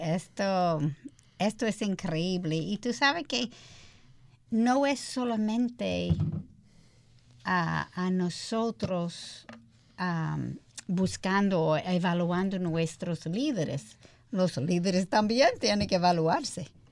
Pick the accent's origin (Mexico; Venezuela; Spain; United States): United States; Spanish is a second language; moved away as an adult; now in Dominican Republic; yo soy americana